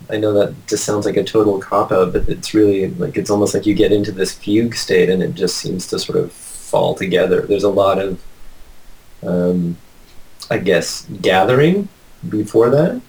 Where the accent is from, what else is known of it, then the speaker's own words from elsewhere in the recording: Ottawa, Ontario, Canada; moved away; also born or lived in British Columbia; I grew up in Ottawa